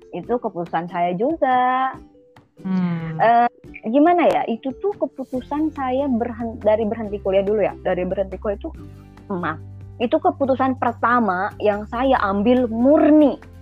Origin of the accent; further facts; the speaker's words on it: Tasikmalaya, West Java, Indonesia; saya orang Tasik